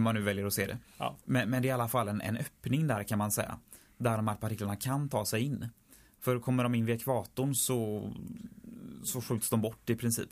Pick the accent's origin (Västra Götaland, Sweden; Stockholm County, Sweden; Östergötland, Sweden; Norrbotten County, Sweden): Västra Götaland, Sweden; Tjörn; på Tjörn där jag kommer ifrån